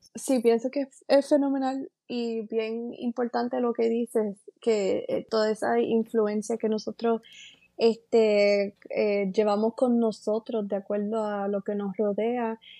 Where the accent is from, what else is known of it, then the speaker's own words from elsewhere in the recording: San Sebastián, Puerto Rico; also born or lived in Moca, Puerto Rico / Aguadilla, Puerto Rico; Yo soy natural de eh, San Sebastián, Puerto Rico. Eh, nací en Moca, Puerto Rico